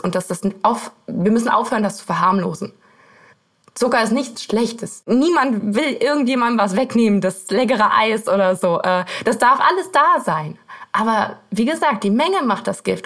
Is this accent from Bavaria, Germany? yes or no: no; Erkelenz, North Rhine-Westphalia, Germany; Ich komme aus Erklens. Das ist, das kennt wahrscheinlich kein Mensch. Das ist äh, bei Mönchengladbach relativ im Westen von Deutschland